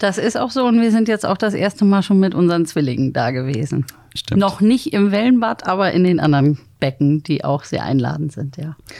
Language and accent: German; Bargteheide, Schleswig-Holstein, Germany; moved away as an adult; also born or lived in Bad Oldesloe / Freiburg / Berlin / England; now in Hamburg, Germany; Ich bin geboren in Bad Oldesloe und äh, groß geworden. Also meine Kindheit und Jugend habe ich verbracht in Bargte